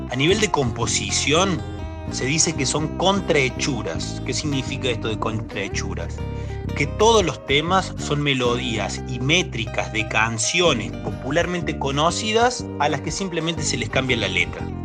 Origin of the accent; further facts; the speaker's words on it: Argentina; nos afirma como argentinos